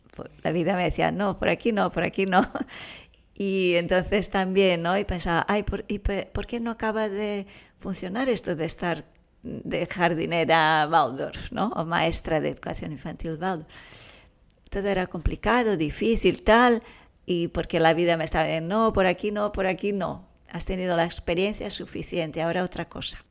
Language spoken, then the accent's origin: Spanish; São Paulo, Brazil; moved away as an adult; now in Girona, Spain; Yo soy de Brasil, ah, viví allí, estudié ahí trabajaba allí. cuando vine ya tenía 28 años